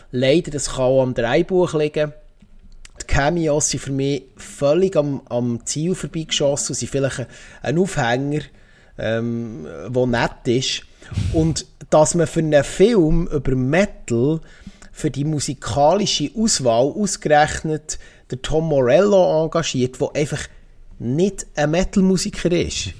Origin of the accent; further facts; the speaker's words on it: Switzerland; als Schweizer